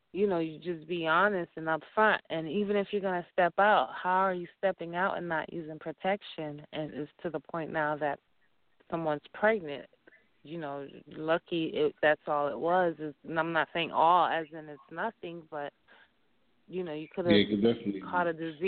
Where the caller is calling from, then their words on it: Dallas, Texas, United States; I'm calling from Dallas.